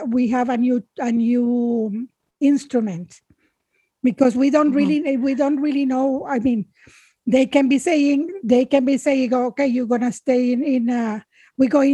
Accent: Managua, Nicaragua; moved away as an adult; I am from Nicaragua. When I was 8 years old

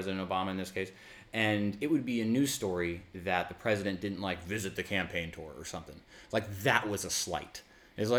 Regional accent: United States; I'm an American

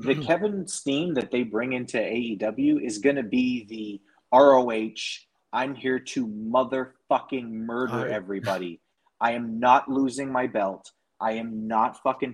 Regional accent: Canada; as a Canadian

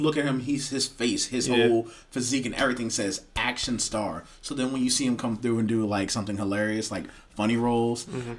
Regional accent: the South, United States; I'm from the South. I'm a Southern boy.

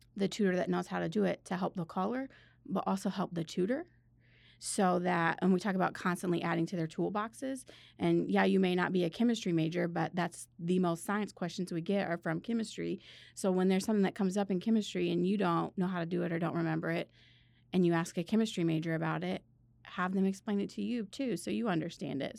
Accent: Northern Indiana, United States; moved away as an adult; also born or lived in Missouri; I went to school in Missouri and I'm from Northern Indiana

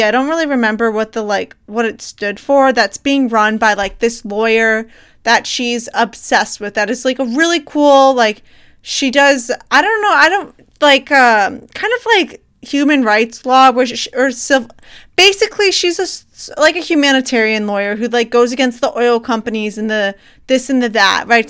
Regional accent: United States; as an American

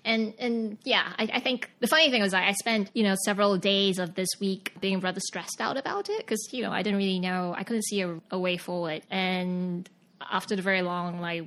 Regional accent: Singapore; moved away as an adult; also born or lived in Sydney, Australia / Beijing, China; now in New York, United States; I'm from Singapore. I got born and bred and grew up and studied and did everything in Singapore

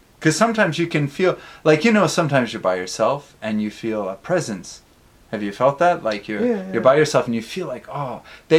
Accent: Canada; now in Tokyo, Japan; when I came to Japan, there's a lot more ghosts in Japan, in Tokyo, rather, than my hometown. My hometown, there were a few, and in Tokyo, there are a lot.

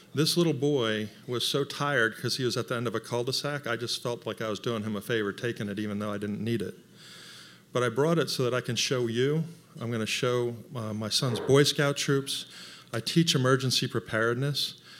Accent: Franklin, Tennessee, United States; I'm from Franklin, and I kinda know a lot of people.

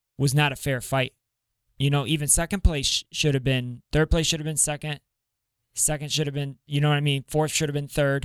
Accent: Kendall, Florida, United States; I grew up in that neighborhood too. Where the gym is at. Like I grew up in Kendall

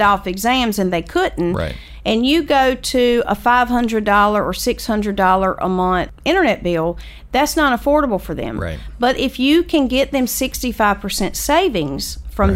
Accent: Lake View, South Carolina, United States; I was from Lakeview

